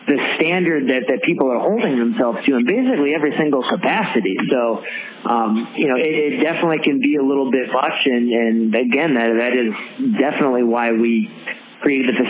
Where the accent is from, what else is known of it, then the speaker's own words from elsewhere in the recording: Syracuse, New York, United States; now in Westchester, United States; I'm from Syracuse originally